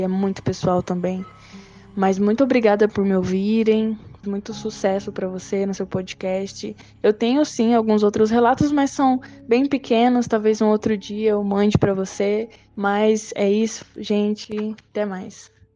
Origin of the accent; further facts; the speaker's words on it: Chapada dos Guimarães, Mato Grosso, Brazil; eu sou do Mato Grosso, Chapada dos Guimarães